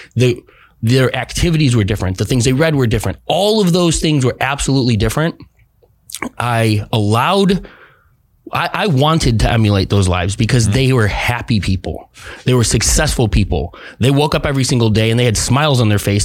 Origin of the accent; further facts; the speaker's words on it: Midwest, United States; now in Arizona, United States; I come from the Midwest